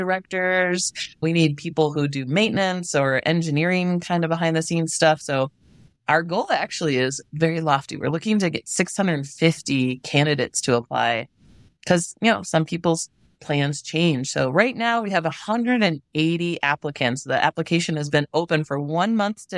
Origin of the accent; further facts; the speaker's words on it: Wisconsin, United States; moved away as an adult; also born or lived in New York / California / Illinois; now in Idaho, United States; growing up in Wisconsin